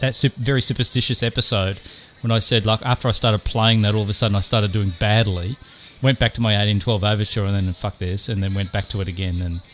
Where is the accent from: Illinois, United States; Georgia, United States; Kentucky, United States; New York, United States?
New York, United States; Like, I actually lost my home state.